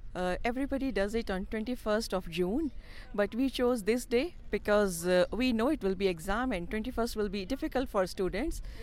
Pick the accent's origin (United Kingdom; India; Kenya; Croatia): India; now in Switzerland; I, I grew up seeing in India.